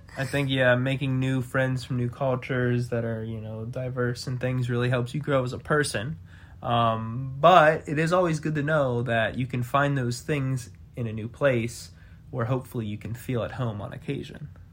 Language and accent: English; Pittsburgh, Pennsylvania, United States; moved away as an adult; also born or lived in Chicago; now in Houston, United States; I grew up in Pittsburgh